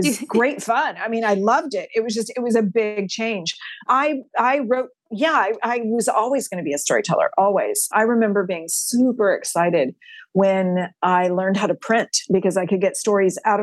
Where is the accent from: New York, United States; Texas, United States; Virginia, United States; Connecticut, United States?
Texas, United States; I'm a sixth generation Texan on my mom's side